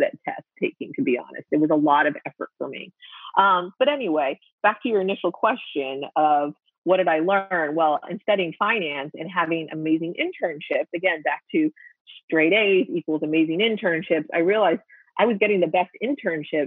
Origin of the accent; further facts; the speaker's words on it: Pennsylvania, United States; also born or lived in Pittsburgh; the city that was furthest from my hometown, but was still in state